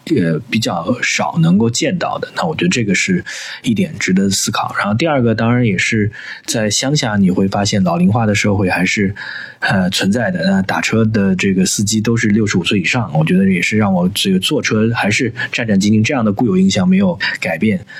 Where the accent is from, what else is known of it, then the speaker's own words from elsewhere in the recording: China; 我们中国人